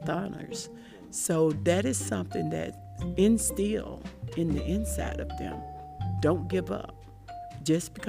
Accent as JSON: {"language": "English", "town": "Shellman", "region": "Georgia", "country": "United States", "tie": "born or raised there", "said": "I grew up in Randolph County, Georgia"}